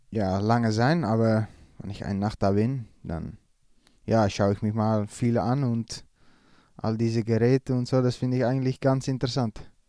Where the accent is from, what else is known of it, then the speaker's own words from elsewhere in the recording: Netherlands; als Holländer